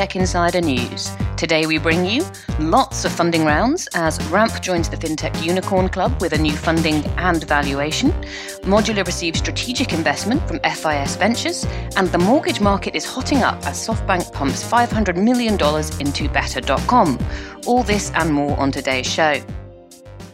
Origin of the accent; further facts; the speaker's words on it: United Kingdom; I'm British